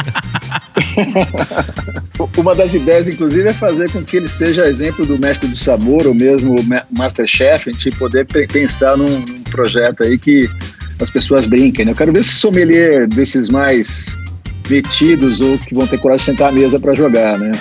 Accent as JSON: {"language": "Portuguese", "region": "São Paulo", "country": "Brazil", "said": "eu sou paulista"}